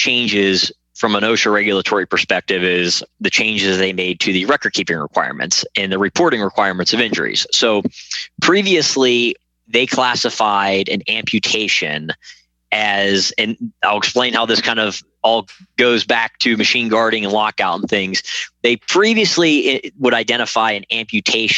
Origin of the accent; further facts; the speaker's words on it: Pennsylvania, United States; moved away; I'm originally from Pennsylvania